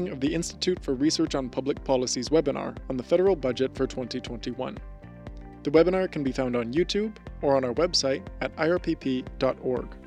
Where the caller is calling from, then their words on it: Toronto, Ontario, Canada; I'm joining you from Treaty 13 territory here in Toronto